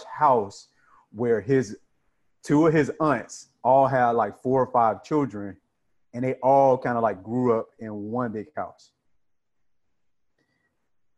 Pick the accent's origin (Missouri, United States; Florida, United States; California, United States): Florida, United States; I'm from Florida. It gets hot